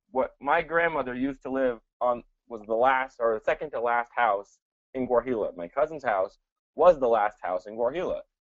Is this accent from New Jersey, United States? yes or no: yes; Princeton, New Jersey, United States; first language Spanish; English is a second language; also born or lived in El Salvador / Santa Tecla, El Salvador; we lived in Princeton, and I grew up in Princeton